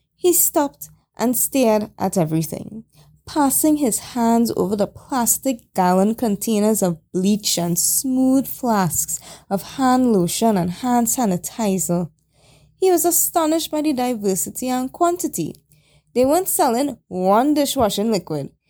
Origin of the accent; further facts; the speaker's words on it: Chaguanas, Trinidad & Tobago; my hometown Shogunas